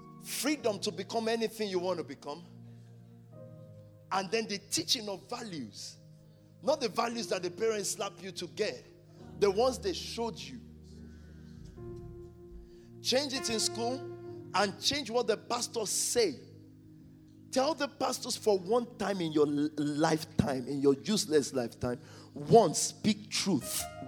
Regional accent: Nigeria; moved away; When we were growing up in Nigeria

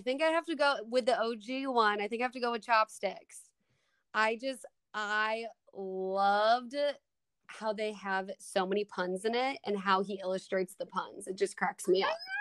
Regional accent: Minnesota, United States; accent: Midwest; moved away as an adult; now in Kansas, United States; I grew up in Minnesota

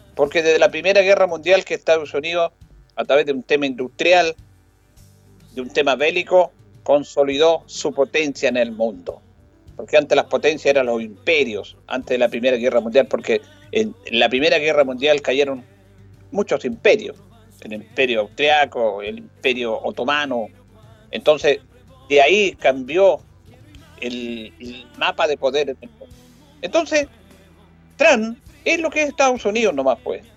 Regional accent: Chile; como los chilenos

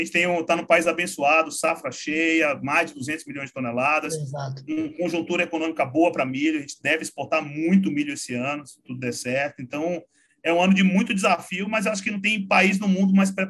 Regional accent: Salvador, Bahia, Brazil; also born or lived in Uberlândia; now in São Paulo, Brazil; Eu sou de lá de Salvador, sou nascido e criado lá mas já tem uns 15 anos que eu estou em São Paulo. Passei sete anos em Uberlândia

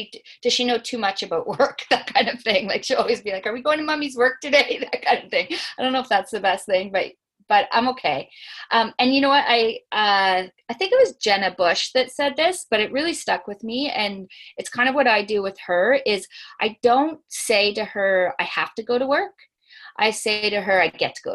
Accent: Nova Scotia, Canada; moved away; I'm from Nova Scotia, so my family is not here

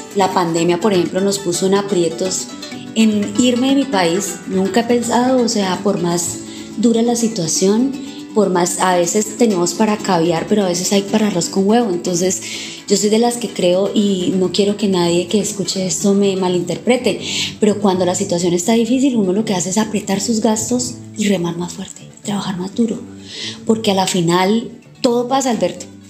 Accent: Villavicencio, Meta, Colombia; Nací aquí en el barrio San Benito, en la ciudad de Villavicencio, en la casa de mi abuelita

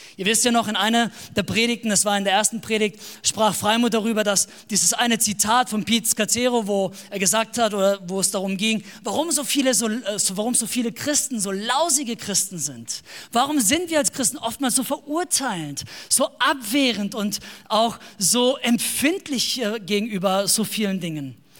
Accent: Baden-Württemberg, Germany; wir kommen noch aus dem Ländle, wie man sagt, in Baden-Württemberg. Wir leben in einem kleinen Dorf mit ungefähr zweieinhalbtausend Einwohnern.

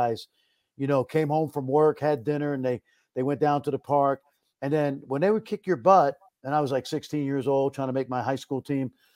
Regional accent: New York City, New York, United States; moved away as an adult; now in Dallas, United States; I grew up in Brooklyn, New York

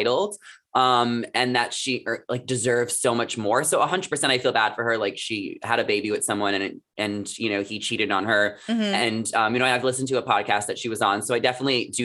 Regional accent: New York, United States; also born or lived in New Jersey; I'm from New York. So Jersey Shore, like, was so big where I grew up

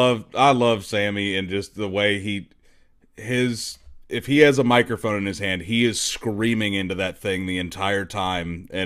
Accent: Ohio, United States; moved away as an adult; now in Kentucky, United States; I'm actually originally from Ohio, so don't hate me on that one. But I moved down here in about 2015.

